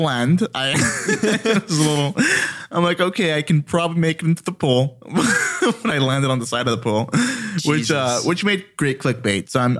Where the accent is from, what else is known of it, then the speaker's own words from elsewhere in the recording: Glendale, California, United States; I grew up in Glendale.